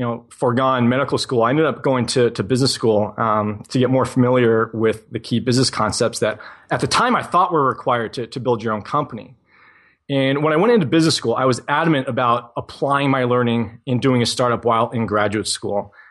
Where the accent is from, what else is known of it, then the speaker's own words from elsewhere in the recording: New England, United States; I was that twelve-year-old kid in, growing up in New England, shoveling driveways for twenty dollars a pop